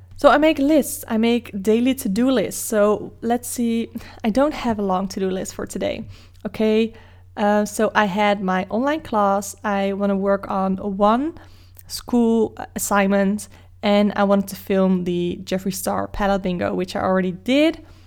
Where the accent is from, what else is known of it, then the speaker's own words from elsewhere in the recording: Netherlands; English is a second language; Dutch people will probably keep speaking English to you, even though you might wanna speak Dutch, just so we can show off our English skills to you